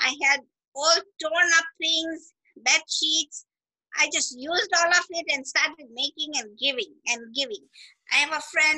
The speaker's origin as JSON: {"language": "English", "country": "Kenya", "also_born_or_lived": "California", "moved": "as an adult", "lives_now": "United States", "said": "when I first came to America, I am a Kenyan"}